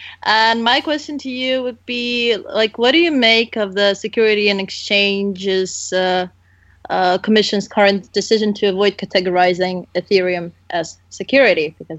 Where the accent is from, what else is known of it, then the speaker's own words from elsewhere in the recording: Ukraine; my home country, Ukraine.